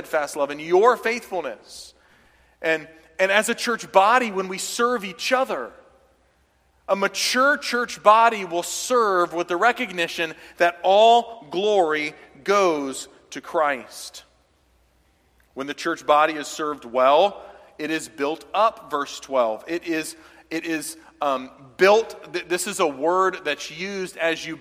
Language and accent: English; the South, United States; moved away; when I was from the South